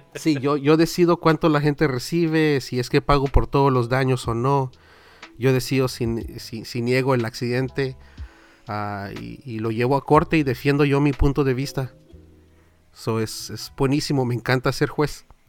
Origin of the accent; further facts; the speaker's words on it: Southern California, United States; Mi español, yo nací y crecí aquí en Sur California. Es el peor español de todo el mundo